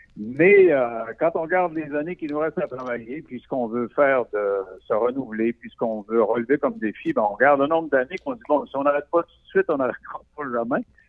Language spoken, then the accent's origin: French; Roberval, Quebec, Canada; moved away; je viens de Roberval, ou' lac Saint-Jean